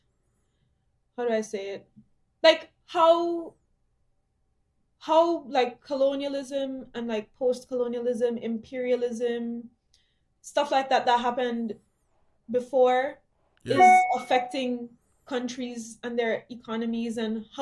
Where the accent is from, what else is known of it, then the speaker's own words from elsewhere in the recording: Jamaica; moved away as an adult; also born or lived in Montego Bay, Jamaica / Pune, Maharashtra, India; now in Canada; I'm from Jamaica, and then I was born there. And then when I was 4, I moved to India. I lived in Pune in Maharashtra for 7 or 8 years, I think. I moved back to Jamaica when I was 11.